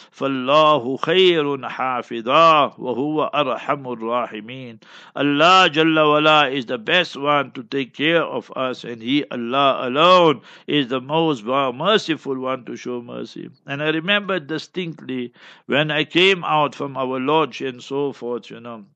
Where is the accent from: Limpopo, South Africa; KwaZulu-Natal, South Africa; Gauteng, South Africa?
Gauteng, South Africa; Johannesburg; We come from Johannesburg and surroundings